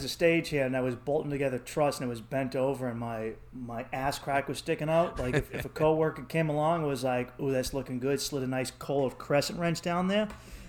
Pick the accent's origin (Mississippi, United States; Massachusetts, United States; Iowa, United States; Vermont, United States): Massachusetts, United States; Boston; accent: Boston; But the women, I realized when you leave Boston, dude. Like, they're enthralled by our accents wherever we go.